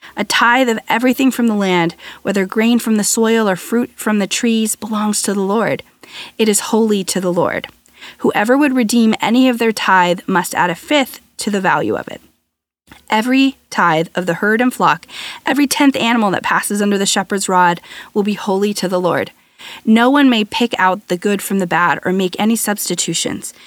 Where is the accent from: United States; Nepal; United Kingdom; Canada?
United States; I'm American, a firstborn